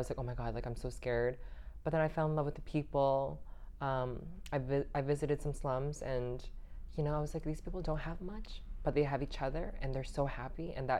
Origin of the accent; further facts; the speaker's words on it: Canada; I'm Vietnamese. Vietnamese. Yeah, I was born in Canada, though.